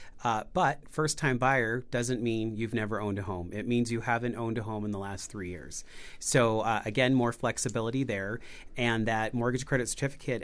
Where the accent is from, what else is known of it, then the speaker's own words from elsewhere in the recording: Gardnerville, Nevada, United States; now in southern Nevada; I was born and raised in Gardnerville